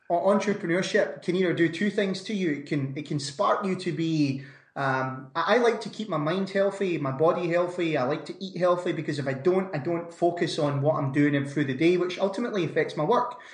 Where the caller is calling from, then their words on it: Scotland, United Kingdom; not so sunny Scotland, Brandon.